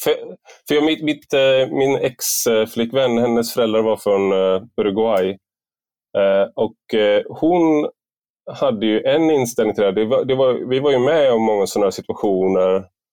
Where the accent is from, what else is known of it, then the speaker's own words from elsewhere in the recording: Gothenburg, Västra Götaland, Sweden; now in Malmö, Sweden; vi var ju från, eh, Gö-, eh, Göteborg